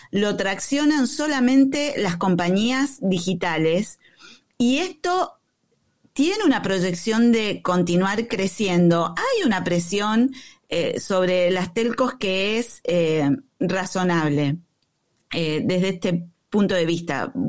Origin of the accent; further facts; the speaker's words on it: Argentina; Bueno, yo soy argentino también.